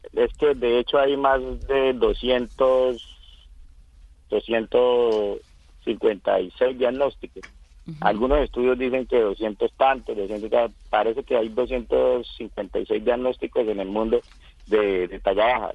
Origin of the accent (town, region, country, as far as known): Casanare, Colombia